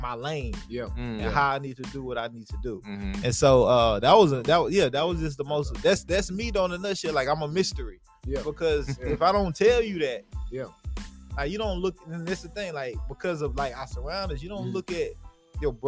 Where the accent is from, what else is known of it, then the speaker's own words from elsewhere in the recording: Nashville, Tennessee, United States; also born or lived in Paraguay; I'm from North Nashville, not too far. I went to Pearl Cone right here.